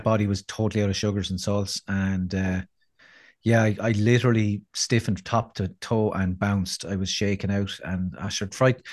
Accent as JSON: {"language": "English", "country": "Ireland", "said": "we need to hear as Irish people"}